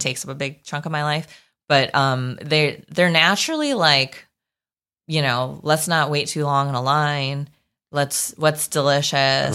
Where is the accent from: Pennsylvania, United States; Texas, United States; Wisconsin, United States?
Wisconsin, United States; New Berlin; moved away; I'm from Wisconsin